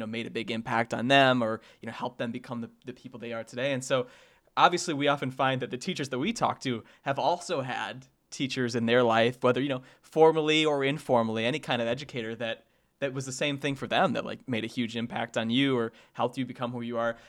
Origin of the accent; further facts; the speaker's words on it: Sandwich, Illinois, United States; I grew up in Sandwich, so small town Illinois